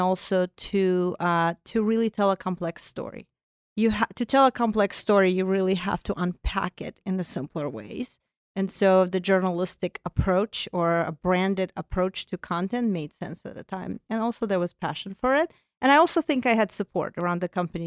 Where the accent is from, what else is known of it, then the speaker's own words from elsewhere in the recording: Azerbaijan; first language Russian; English is a second language; moved away as an adult; also born or lived in Soviet Union; now in United States; I come from Azerbaijan, so not too far from you